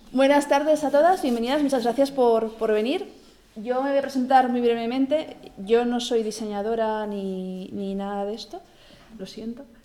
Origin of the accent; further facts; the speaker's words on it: Barcelona, Catalonia, Spain; Yo, como que soy de Barcelona